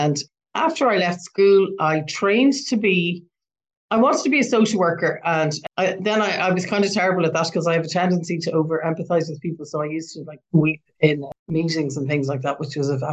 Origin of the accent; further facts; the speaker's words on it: Belfast, Northern Ireland, United Kingdom; now in Ireland; I grew up in the north of Ireland in the 1970s during the time that was known as the Troubles.